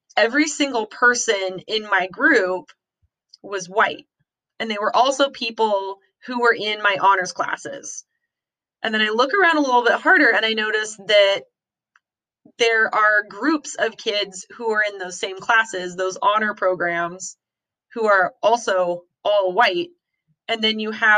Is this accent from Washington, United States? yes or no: yes; Wenatchee, Washington, United States; I grew up in Eastern Washington, in a small town called Wenatchee